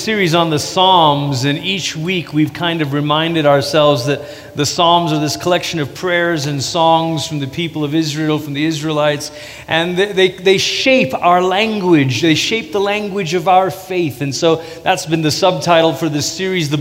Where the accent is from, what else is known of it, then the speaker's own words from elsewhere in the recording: Malaysia; moved away; also born or lived in Portland, Oregon, United States; I grew up in Malaysia. That's where we're originally from. And when I was 10, we moved to Portland, Oregon. We lived there for 3 years. We moved back to Malaysia